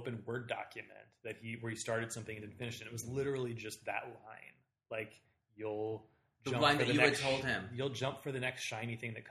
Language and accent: English; Southern Ohio, United States; I grew up in Southern Ohio and had like a remarkably gay childhood for living in like literally a village in like the Bible Belt